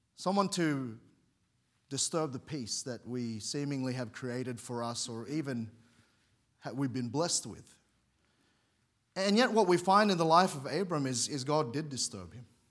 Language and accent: English; Sydney, New South Wales, Australia; moved away as an adult; now in Queensland, Australia; I grew up in Sydney. We moved there when I was very young, and that's home to me